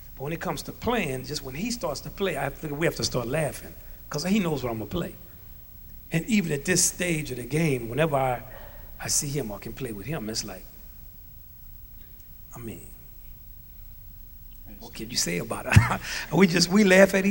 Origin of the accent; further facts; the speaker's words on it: Louisiana, United States; I'm from Louisiana.